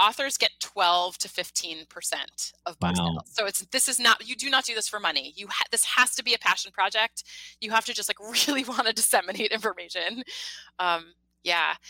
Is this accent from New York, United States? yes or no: yes; Mamaroneck, New York, United States; I'm from about 20 minutes north of the Bronx.